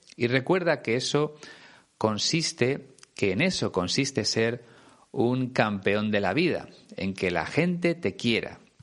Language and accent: Spanish; Spain